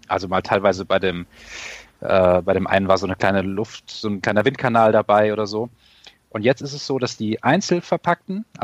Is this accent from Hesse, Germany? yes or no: yes; Hesse, Germany; ich als, äh, sage ich mal, als Hesse und hier im Frankfurter Gebiet wohnend ist das natürlich der Gag